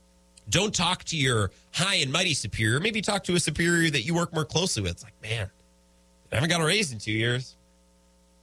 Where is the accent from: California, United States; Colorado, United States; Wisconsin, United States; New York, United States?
Wisconsin, United States; Menomonie; my hometown, Menominee.